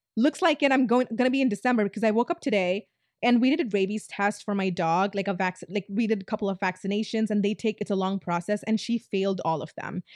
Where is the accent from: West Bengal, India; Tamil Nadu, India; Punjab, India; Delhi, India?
Tamil Nadu, India; I'm Indian, South Indian, Tamilian